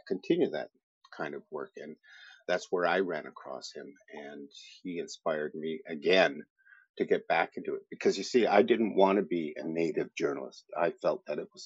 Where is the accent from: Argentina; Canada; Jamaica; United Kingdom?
Canada; Kanesatake, Quebec; I'm Mohawk. I'm from Ganasatage, which is in southern Quebec, just west of Montreal.